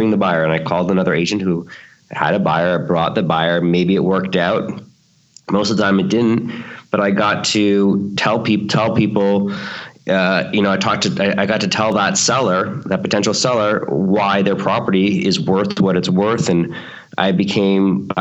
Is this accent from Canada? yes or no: yes; Toronto, Ontario, Canada; now in Los Angeles, United States; where I grew up in Toronto, Canada, and we moved here in 1995